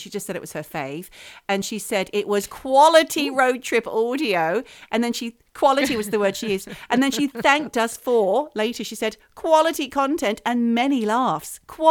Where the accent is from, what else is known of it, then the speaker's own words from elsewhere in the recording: Australia; now in United Kingdom; I am Australian, believe it or not.